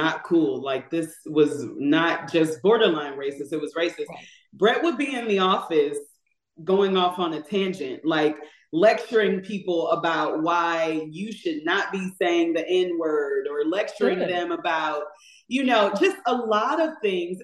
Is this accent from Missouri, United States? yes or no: yes; St. Louis, Missouri, United States; we're from the Midwest. St. Louis is where we are from